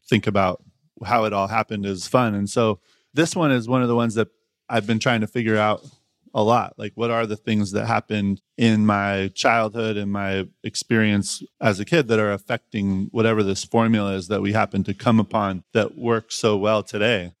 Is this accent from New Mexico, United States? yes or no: no; Eugene, Oregon, United States; moved away; I grew up in Eugene